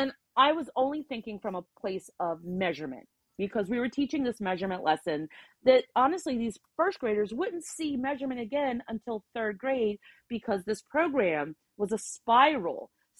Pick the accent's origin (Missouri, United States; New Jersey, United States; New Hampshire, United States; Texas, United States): New Jersey, United States; we're from Jersey